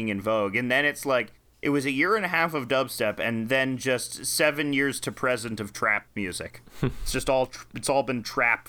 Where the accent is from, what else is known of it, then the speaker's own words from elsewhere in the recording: Toronto, Ontario, Canada; Yeah, I'm from Toronto.